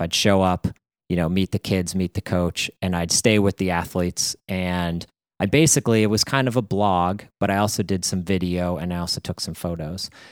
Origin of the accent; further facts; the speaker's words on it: Pittsburgh, Pennsylvania, United States; moved away as an adult; also born or lived in Connecticut; now in New England, United States; I grew up in Pittsburgh